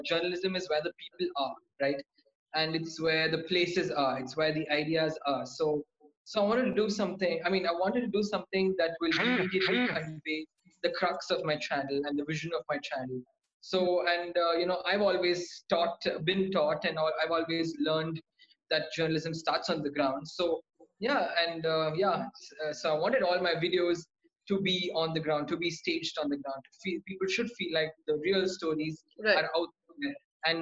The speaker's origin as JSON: {"language": "English", "town": "Coimbatore", "region": "Tamil Nadu", "country": "India", "also_born_or_lived": "Vellore, India / Chennai, India / New Delhi, India", "said": "I'm from Coimbatore, Tamil Nadu"}